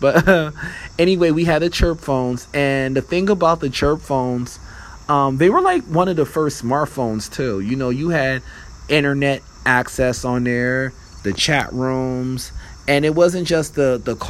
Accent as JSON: {"language": "English", "area": "Philadelphia area", "region": "Pennsylvania", "country": "United States", "said": "I'm from Pennsylvania, but I'm from like the Pennsylvania, if you know where the Philadelphia area is, we're the tri-state area"}